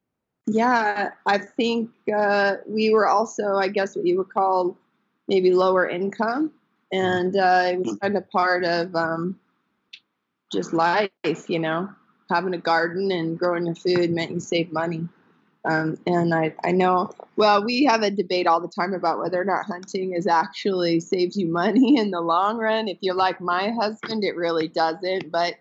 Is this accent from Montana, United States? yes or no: yes; Montana, United States; moved away as an adult; also born or lived in Washington; I grew up in Montana, where we live now.